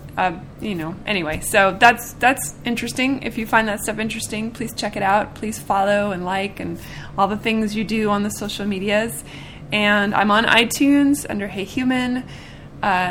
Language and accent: English; Seattle, Washington, United States; now in Nashville, United States; I'm from Seattle